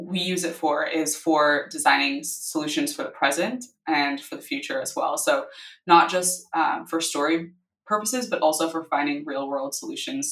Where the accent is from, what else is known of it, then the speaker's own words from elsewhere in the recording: Vancouver, British Columbia, Canada; moved away as an adult; also born or lived in Los Angeles; I'm from Vancouver